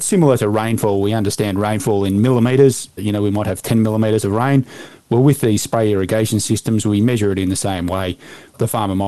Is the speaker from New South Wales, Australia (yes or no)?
yes; north of Balranald, southwest New South Wales, Australia; now in Victoria, Australia; I grew up in southwest New South Wales, north of Balranald, on a sheep station.